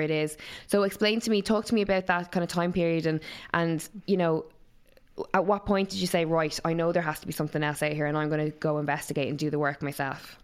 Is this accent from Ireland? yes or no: yes; Waterford, Munster, Ireland; moved away; I'm from Waterford originally